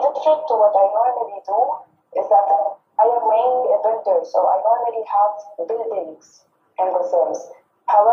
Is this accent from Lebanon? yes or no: yes; Lebanon; I am from Lebanon. And I live in Lebanon